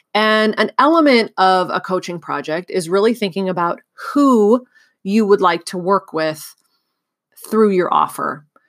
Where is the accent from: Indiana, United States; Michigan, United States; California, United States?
California, United States; moved away as an adult; also born or lived in Bulgaria; I moved from California, where I had grown up and gone to college, to Bulgaria